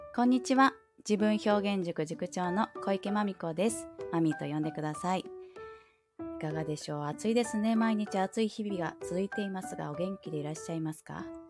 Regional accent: Aichi, Japan; 愛知県に生まれ育ってで、うんうん、まあ、ゴリゴリの名古屋文化といいますか

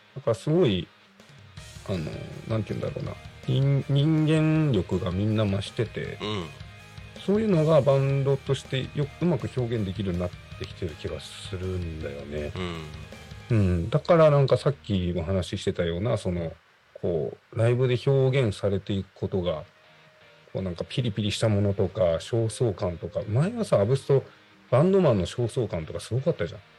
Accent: Yachiyo, Chiba, Japan; moved away; 僕はあの八千代市出身なんですよ

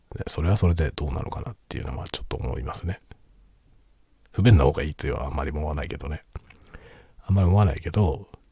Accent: Tokyo, Japan; now in Hokkaido, Japan; 僕はもともと東京人なので、東京に住んでた時

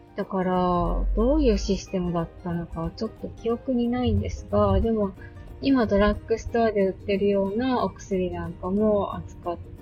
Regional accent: Akita, Japan; also born or lived in Oita / Osaka; 私はお母さんの実家がある大分で生まれて、で、その後、その当時、うんと、お父さんとお母さんが住んでた大阪に戻って、で、そっから、お父さんの実家がある秋田のおじいちゃん家に戻ってきて、妹が生まれるまで、三歳までおじいちゃん家

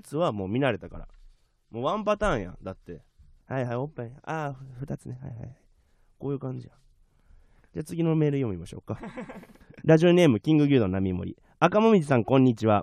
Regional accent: Okayama, Japan; now in Tokyo, Japan; 僕は岡山の病院で生まれたんですけど

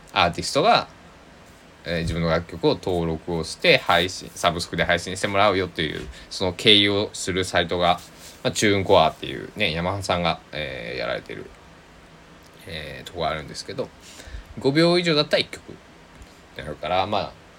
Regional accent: Kochi, Japan; now in Takamatsu, Japan; 僕の地元の高知県佐木市

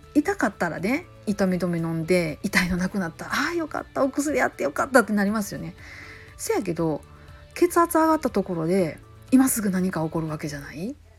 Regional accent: Kansai, Japan; accent: Kansai-ben

